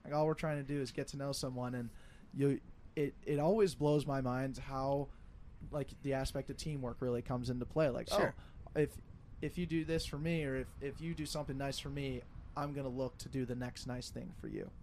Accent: Denver, Colorado, United States; moved away as an adult; now in Twin Cities, United States; I'm from Denver

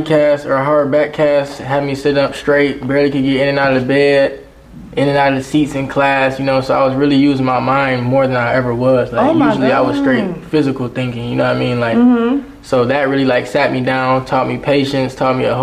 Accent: Atlanta, Georgia, United States; when I was born here in Atlanta, I was actually acting under the Joy Purvis Talent Agency.

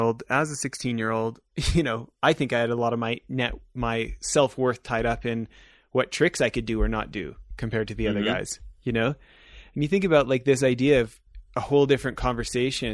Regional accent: Canada; also born or lived in Southern California; now in Park City, United States; I'm halfway between where I grew up in Canada and where we lived in Southern California for years

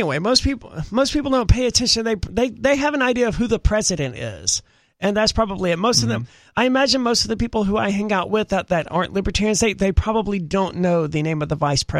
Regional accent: Mississippi, United States; now in New Hampshire, United States; Also in Mississippi, too. I mean, it wasn't that long ago that I was being raised in the South

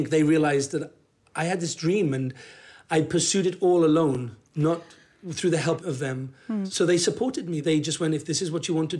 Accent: Wales, United Kingdom; I'm a Welsh actor

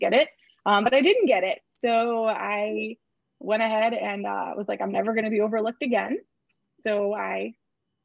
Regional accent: East Greenbush, New York, United States; moved away as an adult; now in Florida, United States; I am originally from New York, East Greenbush, that's the Albany area. So upstate New York. I moved to Florida as soon as I graduated with my master's

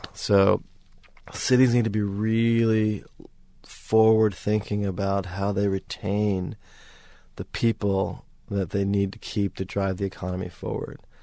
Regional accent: New York, United States; moved away as an adult; also born or lived in Seattle; now in Sydney, Australia; I'm, I'm from New York. I was in Seattle for six years

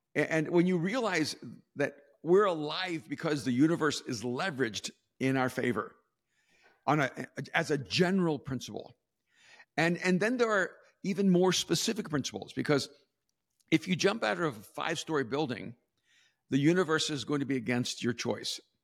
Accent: El Salvador; also born or lived in West Coast, United States; now in United States; I'm from El Salvador

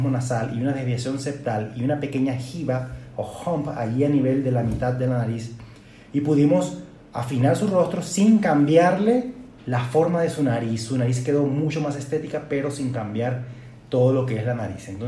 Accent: Venezuela; now in Guadalajara, Mexico; aunque soy venezolano, vivo en la ciudad de Guadalajara o radico acá desde hace cinco años

